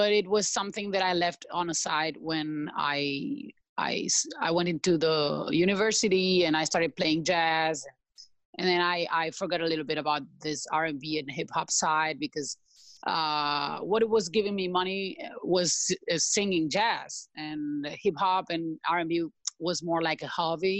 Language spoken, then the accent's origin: English; Spain; English is a second language; also born or lived in Sao Paulo, Brazil; now in Sri Lanka; I'm from Spain, and I was 10 years in Brazil, and now actually in Sri Lanka